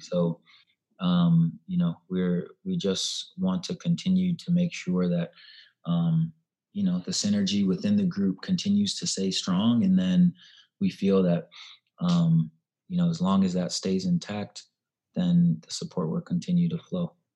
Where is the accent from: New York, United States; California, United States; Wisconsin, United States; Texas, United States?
California, United States; Davis; moved away as an adult; also born or lived in Santa Clara, California / Chapel Hill, North Carolina / Chicago; now in Nashville, United States; I grew up in Davis, California.